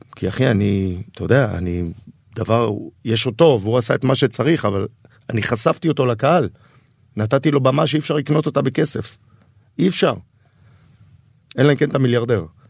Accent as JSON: {"language": "Hebrew", "town": "Tel Aviv-Yafo", "region": "Tel Aviv District", "country": "Israel", "tie": "born or raised there", "said": "אני גדלתי ביפו. אני גדלתי ביפו"}